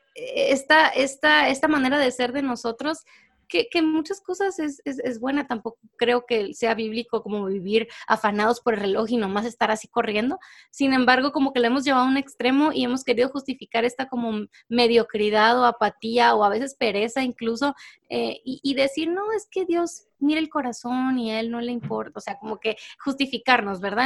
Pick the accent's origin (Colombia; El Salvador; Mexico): Mexico; now in Guatemala; yo soy mexicana, vivo en Guatemala, pero soy mexicana